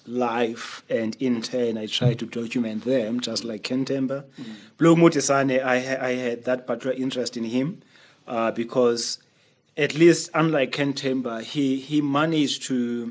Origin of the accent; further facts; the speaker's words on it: Makhanda, Eastern Cape, South Africa; I grew up in Makanda watching plays